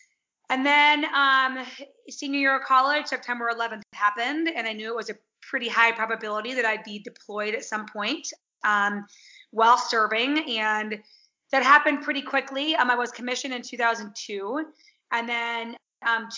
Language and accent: English; Chicago, Illinois, United States; moved away as an adult; now in Colorado Springs, United States; Thanks for having me on. I currently live in Colorado Springs. So I'm from Chicago. Well, my family and I moved out from Chicago in early 2019